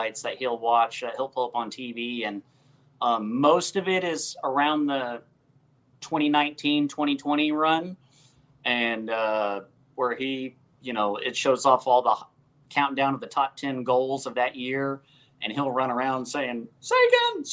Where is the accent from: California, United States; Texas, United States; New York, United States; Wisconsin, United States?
Texas, United States; Dallas; born and raised in the Dallas area